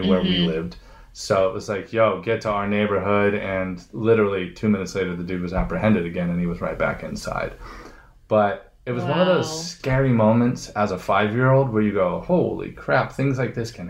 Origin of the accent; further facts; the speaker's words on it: San Bernardino, California, United States; I was born in San Bernardino, right across the second house that we lived in.